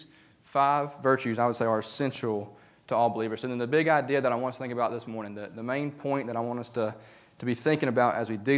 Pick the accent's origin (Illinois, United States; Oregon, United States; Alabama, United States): Alabama, United States; Talladega; I used to have a pastor at the church that I grew up in Talladega.